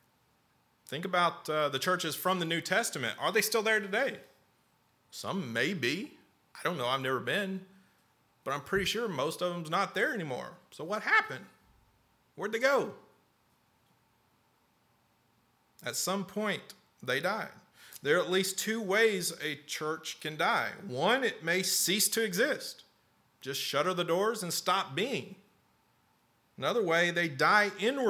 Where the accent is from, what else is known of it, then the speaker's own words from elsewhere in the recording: Lexington, Kentucky, United States; also born or lived in North Carolina / Slade, Kentucky; When I was five, we moved here from North Carolina, actually to Lexington